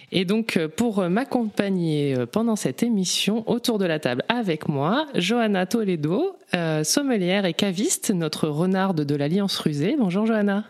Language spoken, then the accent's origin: French; north of France, France; moved away as an adult; now in Vaucluse, France; je suis originaire du nord de la France